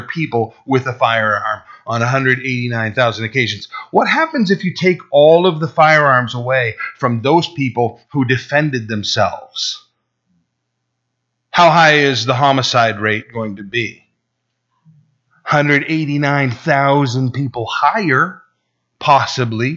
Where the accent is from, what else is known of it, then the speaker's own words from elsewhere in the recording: Burlington, Vermont, United States; My hometown, my birthplace, Burlington, Vermont